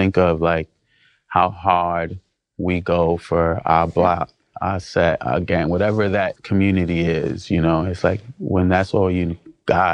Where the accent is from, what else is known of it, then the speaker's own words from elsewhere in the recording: New York City, New York, United States; also born or lived in New Jersey; I grew up in Brooklyn and also lived in Jersey when my parents separated.